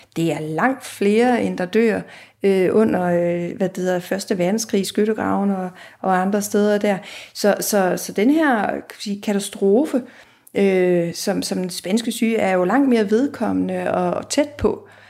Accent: Aarhus, Central Denmark Region, Denmark; i Aarhus, hvor jeg kommer fra

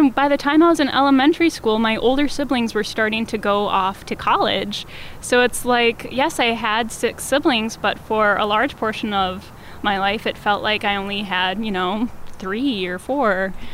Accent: Neenah, Wisconsin, United States; Yes, I am from Neenah. I don't know that I would call it jazzy.

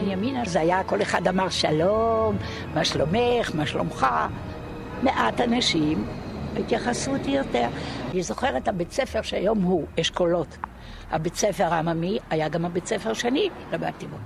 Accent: Binyamina, Haifa District, Israel; אני נולדתי בבנימינה

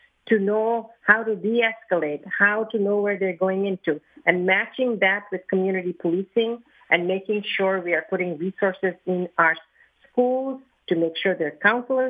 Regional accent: Philadelphia, Pennsylvania, United States; I'm from the Northwest

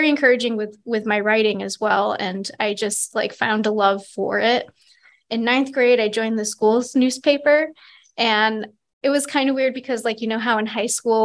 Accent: Adams, Massachusetts, United States; now in Williston, United States; I am from Adams, Massachusetts originally. So it's a little town in Western Mass.

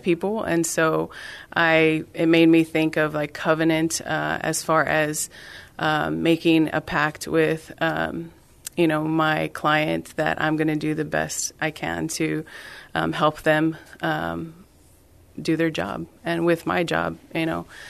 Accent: San Benito, Texas, United States; moved away; I am originally from South Texas. So I'm from San Benito

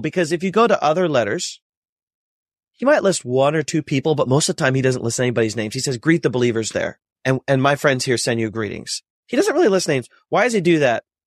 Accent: North Central Ohio near Cleveland, United States; I was born and raised in North Central Ohio near Cleveland

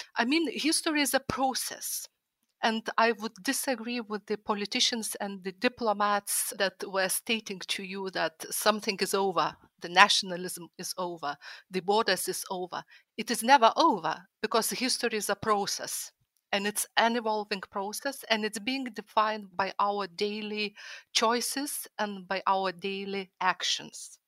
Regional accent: Lithuania; moved away as an adult; now in London, United Kingdom; my motherland, Lithuania

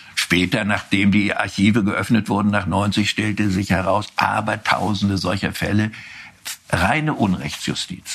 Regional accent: Wustrow, Mecklenburg-Vorpommern, Germany; also born or lived in Rostock; Dadurch, dass ich auf dem Dorf lebte und nicht in meiner Geburtsstadt Rostock

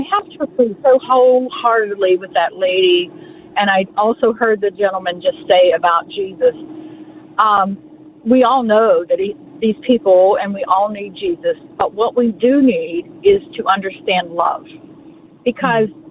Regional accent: Western Pennsylvania, United States; also born or lived in the South (US); I lived in the South for three years. I'm born and raised in Western Pennsylvania

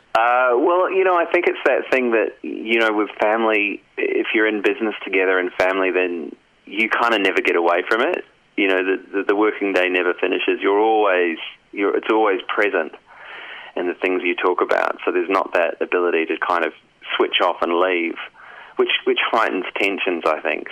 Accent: New Zealand; now in Australia; I'm from New Zealand originally.

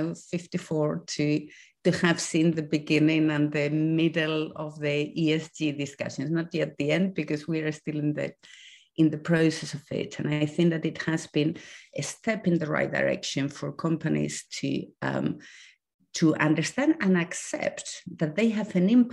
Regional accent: Spain; moved away as an adult; I'm originally from Spain, and I did all my education there. I come from a very small town.

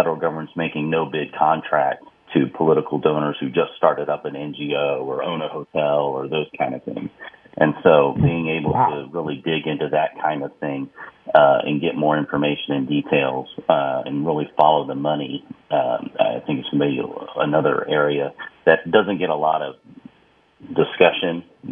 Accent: Texas, United States; I'm from Texas

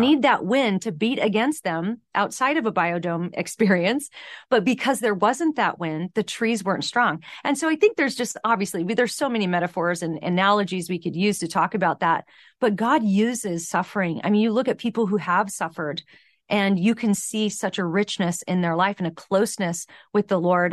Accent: San Fernando Valley, California, United States; growing up in the San Fernando Valley

